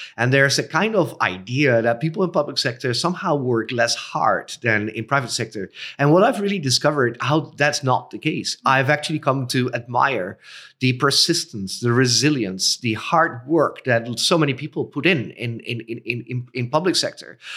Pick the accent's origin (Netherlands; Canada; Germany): Netherlands; also born or lived in Cambodia; I was born in the Netherlands. I currently reside in the Netherlands